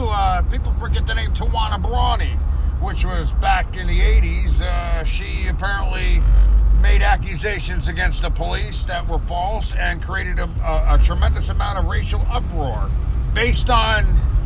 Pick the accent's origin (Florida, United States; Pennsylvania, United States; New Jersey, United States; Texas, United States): New Jersey, United States; just outside of New York City.